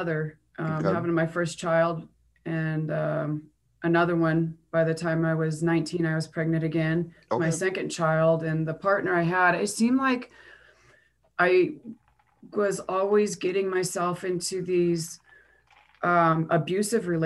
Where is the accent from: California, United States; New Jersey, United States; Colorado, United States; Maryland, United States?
Colorado, United States; Longmont; also born or lived in Brighton, Colorado; I grew up in originally Brighton, Colorado, until I was 9, and my family relocated to the Longmont area.